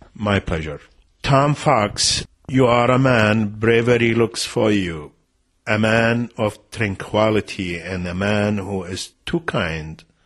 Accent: Iraq; We were 15 men and women from Najaf and Karbala

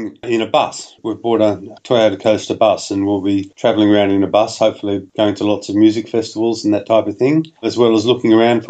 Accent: Australia

